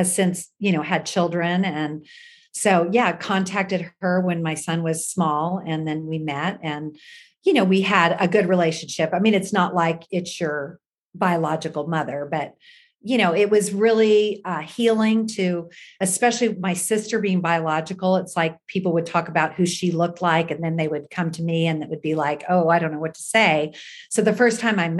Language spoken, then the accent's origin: English; Kansas City, Missouri, United States; I grew up in Kansas City